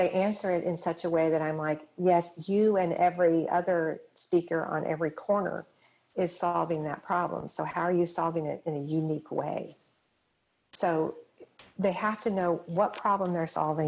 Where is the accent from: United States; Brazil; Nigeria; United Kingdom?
United States; Colorado; I grew up in Colorado, going skiing, that kind of thing